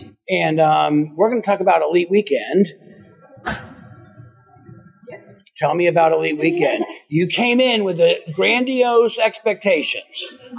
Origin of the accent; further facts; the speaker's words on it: Florida, United States; moved away; I'm from Florida, so I know all about Florida summers and thunderstorms